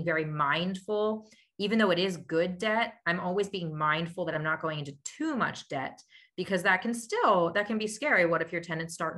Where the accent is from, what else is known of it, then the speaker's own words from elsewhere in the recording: Lititz, Pennsylvania, United States; now in Lancaster, United States; I grew up in Lititz, Pennsylvania